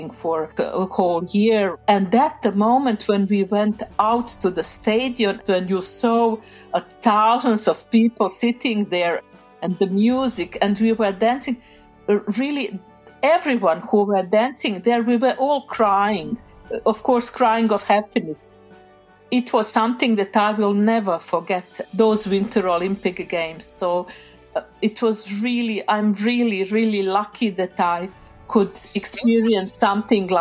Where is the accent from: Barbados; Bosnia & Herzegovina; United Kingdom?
Bosnia & Herzegovina; Sarajevo, Federation of Bosnia and Herzegovina; English is a second language; moved away as an adult; now in Norway; I'm coming from Sarajevo. I was born in Sarajevo.